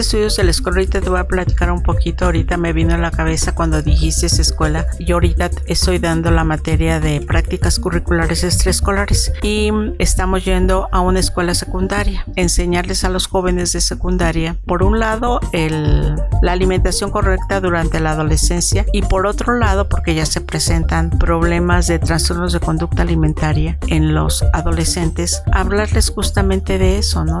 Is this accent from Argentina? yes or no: no; Xalapa, Veracruz, Mexico; moved away; soy de provincia, soy del estado de Veracruz, nací en Jalapa